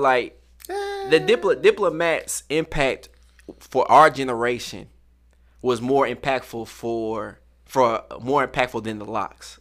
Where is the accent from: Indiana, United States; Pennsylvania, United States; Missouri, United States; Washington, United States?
Missouri, United States; St. Louis; I'm from St. Louis